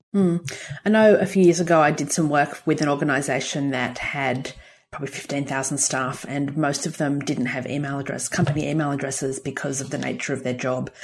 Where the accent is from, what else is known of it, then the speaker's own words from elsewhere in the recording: Gosford, New South Wales, Australia; when I was a teenager, we grew up in Gosford on the New South Wales Central Coast